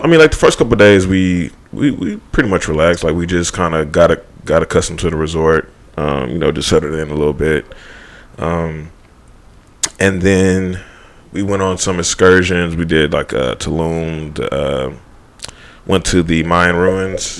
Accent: Houston, Texas, United States; moved away; I am from Houston

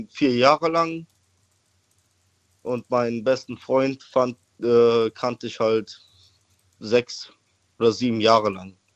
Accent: Koblenz, Rhineland-Palatinate, Germany; …, wo kommst du her? Äh, aus äh, Koblenz.

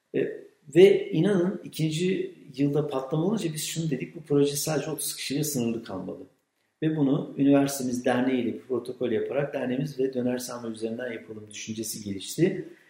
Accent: Kütahya, Turkey; moved away as an adult; now in Afyonkarahisar, Turkey; ben Kütahyalıyım

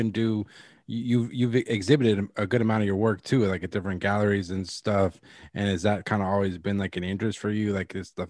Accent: Franklin, Massachusetts, United States; Yeah, Boston area, Fra- Franklin, Mass.

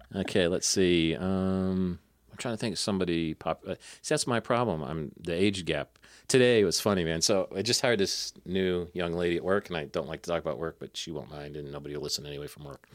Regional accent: Northern Ohio, United States; I'm from Northern Ohio, but that's just Great Lakes

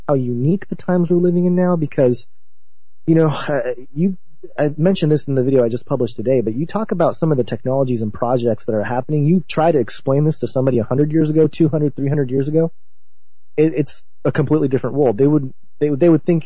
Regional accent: Southern California, United States; the culture that I grew up in Southern California, being a second-generation Japanese-American

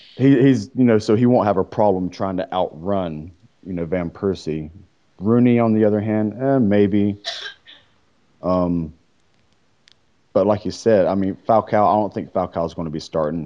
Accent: United States; I'm an American

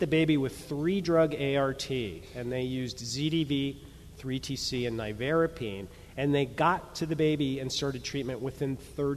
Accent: New York City, New York, United States; I'm a New Yorker

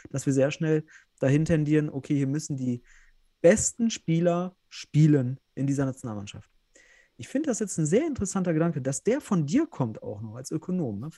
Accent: North Rhine-Westphalia, Germany; ja, ich komme ja selbst aus Westfalen

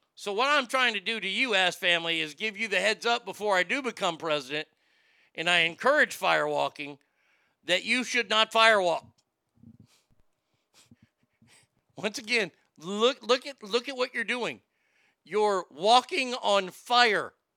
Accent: the South, United States; I grew up in the South

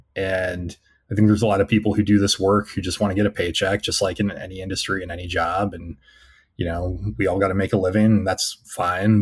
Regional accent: Temecula, California, United States; moved away as an adult; now in Pennsylvania, United States; I grew up in a rather conservative suburb, Temecula, California

